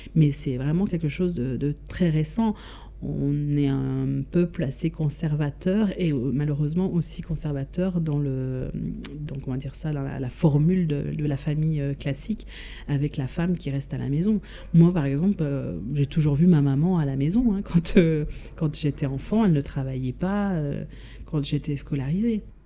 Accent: Switzerland; moved away as an adult; now in France; j'ai quitté la Suisse il y a quand même maintenant pas mal, pas mal d'années, 17 ans oui.

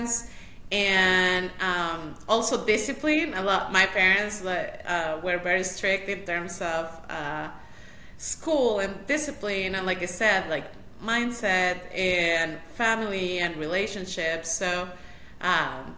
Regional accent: Mexico City, Mexico; now in Nashville, United States; I was born in Mexico City.

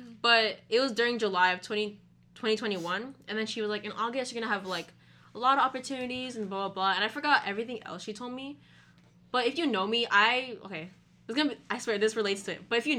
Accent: Philippines; He's basically my cousin too, because we're both Filipino.

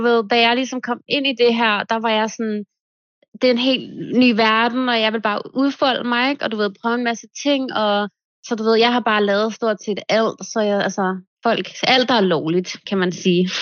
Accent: Denmark; moved away as an adult; now in Marbella, Spain; jeg flyttede for to år siden, og jeg har faktisk slet ikke været hjemme i Danmark endnu

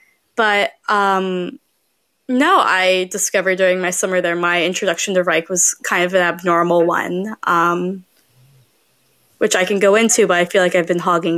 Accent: Atlanta, Georgia, United States; I'm not from Maine. I'm from Atlanta, Georgia.

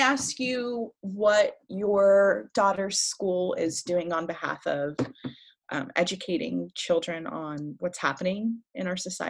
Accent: Baton Rouge, Louisiana, United States; first language French; English is a second language; now in Pennsylvania, United States; I grew up in Baton Rouge, Louisiana, in the deep South.

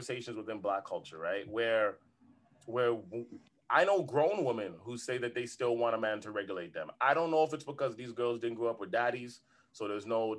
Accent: Toronto, Ontario, Canada; We've seen that growing up in Toronto

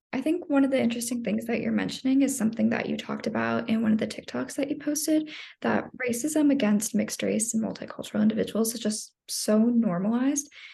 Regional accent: Phoenix, Arizona, United States; being in Phoenix the entire time

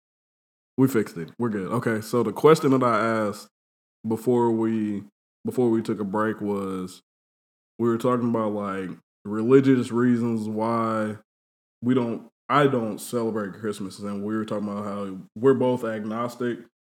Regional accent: Indianapolis, Indiana, United States; also born or lived in Fort Wayne, Indiana; So me and him first moved to Indianapolis around the same time. He came here from L.A. I came here from Fort Wayne. We both came in sixth grade

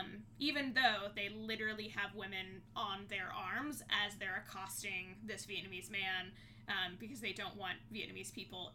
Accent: Thailand; I grew up in Thailand. I immediately knew that it was filmed in Thailand.

